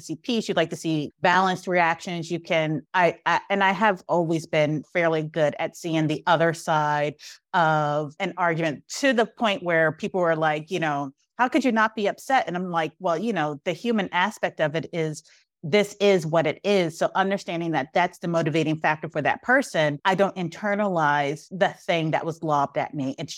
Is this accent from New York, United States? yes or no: yes; Brooklyn, New York, United States; because I grew up like in Brooklyn in the 80s.